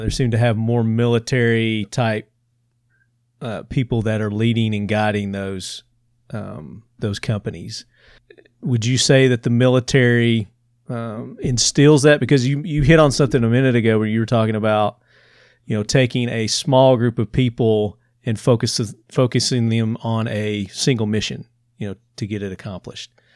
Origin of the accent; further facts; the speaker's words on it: Tennessee, United States; accent: Southern; I'm from Tennessee